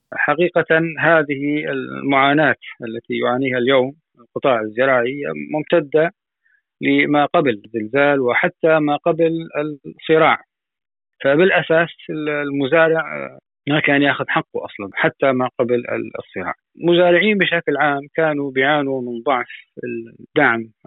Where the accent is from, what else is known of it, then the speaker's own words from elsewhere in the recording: Syria; عندنا في سوريا